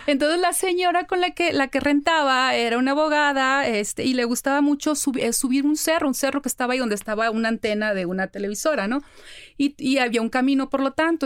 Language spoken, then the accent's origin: Spanish; Ciudad Obregón, Sonora, Mexico; yo soy de Ciudad Obregón, Sonora